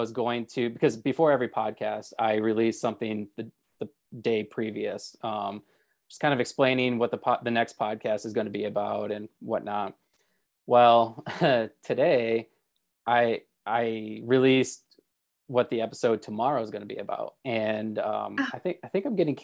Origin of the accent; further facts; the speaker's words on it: Michigan, United States; I get that from being from Michigan